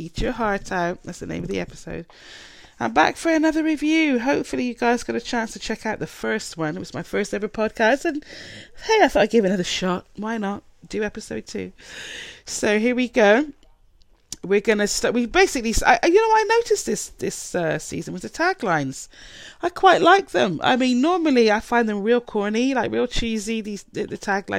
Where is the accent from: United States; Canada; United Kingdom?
United Kingdom; I'm British